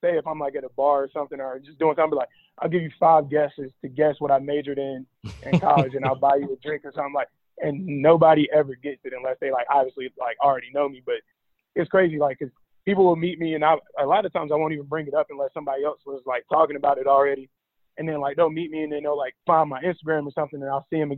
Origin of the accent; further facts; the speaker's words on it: Rock Hill, South Carolina, United States; We're both from Rock Hill. Mm. Been playing against him since a kid. Played against him in high school on ESPN